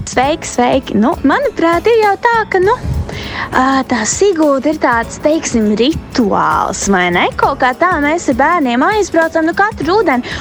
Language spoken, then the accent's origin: Latvian; Latvia; Mēs esam latvieši